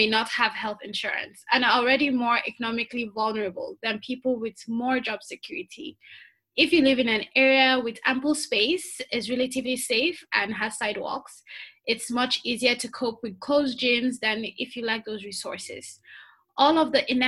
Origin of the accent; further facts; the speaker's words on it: Nigeria; since I am from Nigeria